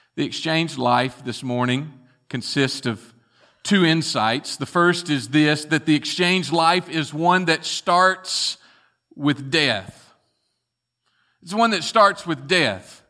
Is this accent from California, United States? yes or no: no; Bartlett, Tennessee, United States; as young boys growing up in Bartlett, Tennessee